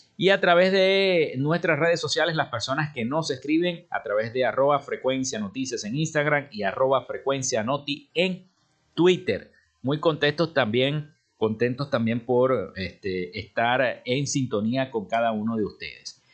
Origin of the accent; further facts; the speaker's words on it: Venezuela; nosotros como venezolanos